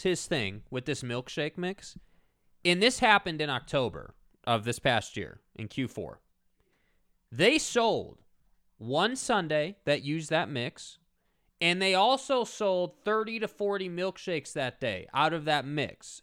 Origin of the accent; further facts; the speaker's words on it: United States; as an American